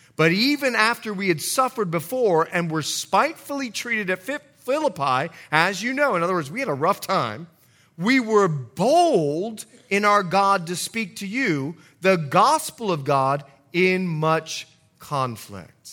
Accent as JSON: {"language": "English", "country": "Bahamas", "tie": "born or raised there", "said": "I was born and raised in the Bahamas"}